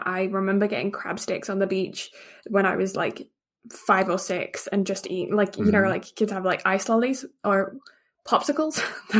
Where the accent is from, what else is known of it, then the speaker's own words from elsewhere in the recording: England, United Kingdom; And the fact that I grew up in England, do you think I would have quite a palate for fish?